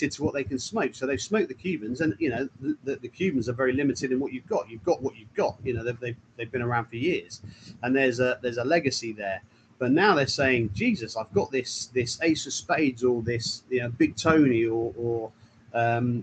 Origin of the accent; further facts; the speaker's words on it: England, United Kingdom; we're English